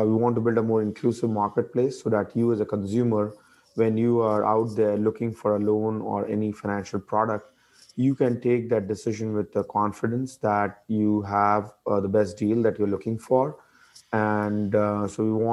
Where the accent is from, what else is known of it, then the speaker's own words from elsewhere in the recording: India; moved away as an adult; also born or lived in DC mid-Atlantic region, United States; now in United States; I grew up in India, came to US about 20 years